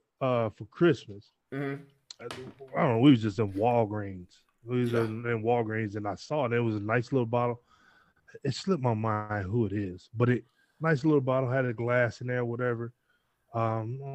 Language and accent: English; Michigan, United States; I'm from Michigan